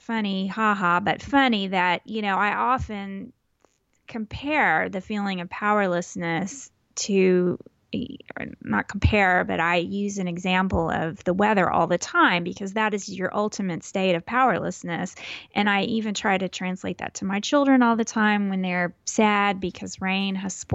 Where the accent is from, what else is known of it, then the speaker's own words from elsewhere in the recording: Houston, Texas, United States; I am from Houston. I was born in Houston, and I grew up northeast of Houston and lived there until I turned 18